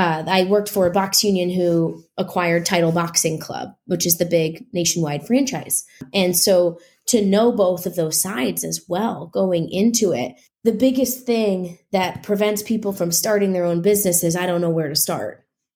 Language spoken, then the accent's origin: English; Midwest, United States; Well, I'm from the Midwest, so work isn't like scary to me.